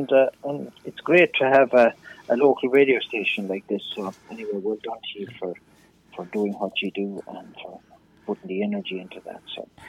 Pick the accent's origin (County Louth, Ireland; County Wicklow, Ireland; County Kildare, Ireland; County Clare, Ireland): County Clare, Ireland; moved away as an adult; also born or lived in Chicago; the reality of my own music is that it's based on like what I knew and learned growing up in East Clare.